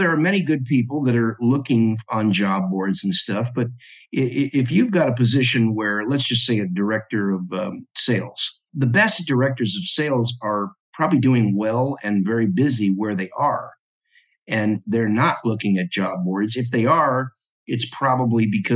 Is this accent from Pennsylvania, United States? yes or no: no; Los Angeles, California, United States; born or raised there; also born or lived in New York area / Alabama / Florida / San Francisco Bay Area